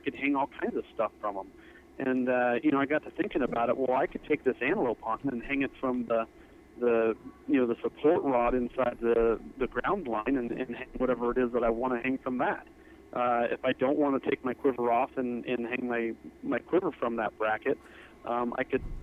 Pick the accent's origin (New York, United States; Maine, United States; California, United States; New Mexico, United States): California, United States; Napa Valley, Northern; born or raised there; moved away as an adult; now in Montana, United States